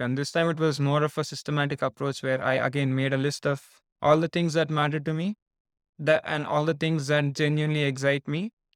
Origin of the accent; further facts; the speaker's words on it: Hyderabad, Telangana, India; moved away as an adult; also born or lived in Nottingham, United Kingdom; I was born and raised in India, the southern part of India, from a city called Hyderabad